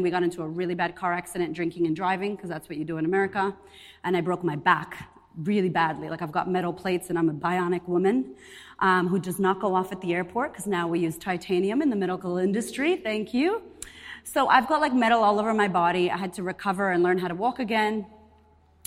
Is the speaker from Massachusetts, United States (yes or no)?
yes; Boston, Massachusetts, United States; moved away as an adult; also born or lived in Puerto Rico; now in Australia; I'm Puerto Rican. I'm from Boston originally, and I've been in Australia 9 years